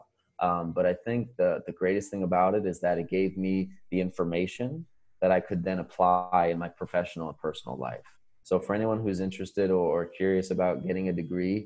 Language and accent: English; Florida, United States; moved away as an adult; also born or lived in Boston; I was born in Florida.